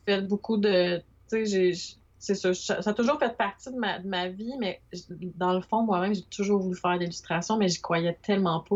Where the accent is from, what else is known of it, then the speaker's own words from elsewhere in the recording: Montreal, Quebec, Canada; moved away as an adult; now in Trois-Rivières, Canada; suis natif de Montréal